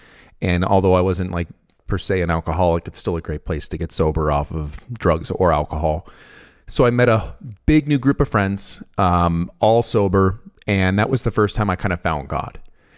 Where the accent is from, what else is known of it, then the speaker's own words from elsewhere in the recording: San Francisco, California, United States; moved away as an adult; So I'm 32. I was raised in the East Bay area of San Francisco, California. I lived there until I was about 20.